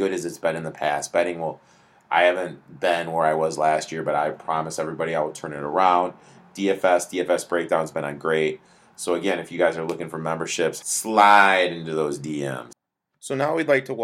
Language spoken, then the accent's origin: English; Michigan, United States; I am from Michigan